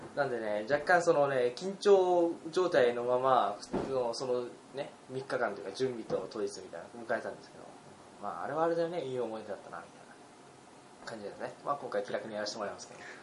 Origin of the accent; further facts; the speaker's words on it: Utsunomiya, Tochigi, Japan; 宇都宮市民